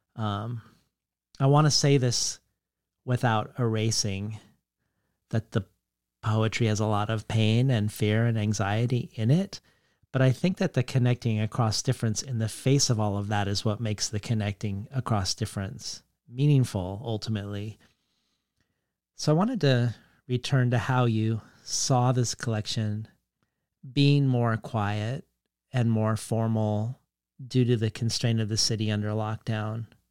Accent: Colorado, United States; growing up in Colorado

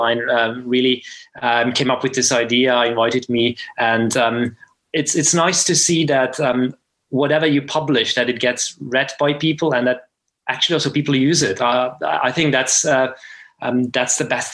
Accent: Slovakia; now in Zurich, Switzerland; I'm originally from Slovakia, but currently I work in Switzerland

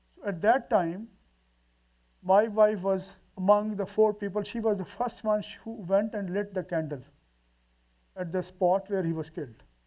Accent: Multan, Punjab, Pakistan; we went to Multan, my hometown.

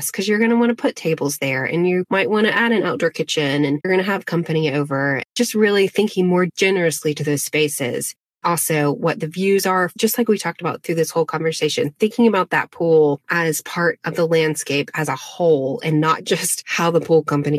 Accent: Asheville, North Carolina, United States; also born or lived in Arden, North Carolina; I was born in Asheville, North Carolina. My dad taught at a boys' boarding school called Christ School in Arden, North Carolina. We lived on campus

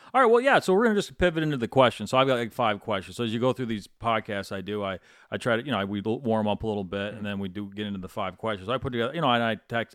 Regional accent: Michigan, United States; moved away; I grew up in Michigan

